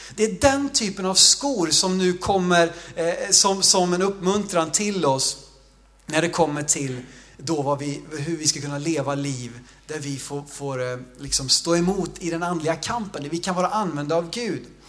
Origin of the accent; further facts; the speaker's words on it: Sweden; jag växte upp i Jo